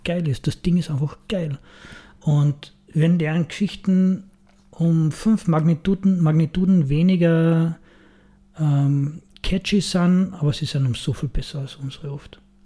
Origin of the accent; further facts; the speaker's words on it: Austria; bei uns in Österreich